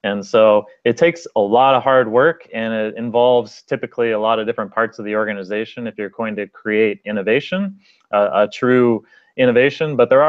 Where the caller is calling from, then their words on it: Seattle, Washington, United States; I am calling from Seattle